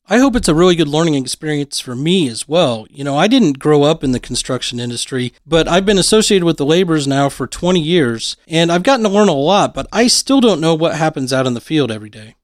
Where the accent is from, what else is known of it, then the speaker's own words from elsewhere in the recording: Lima, Ohio, United States; growing up in somewhat small towns, you in Portsmouth, me in Lima